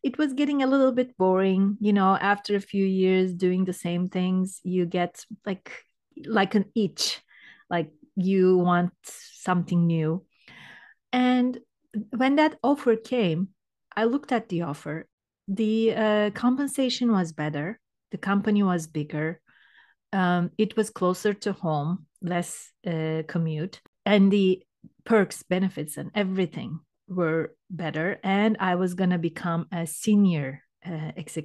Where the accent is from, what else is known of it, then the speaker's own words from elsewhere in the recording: Turkey; moved away as an adult; now in Canada; I'm from Turkey originally. And I was, I think, 37 years old when I moved to Canada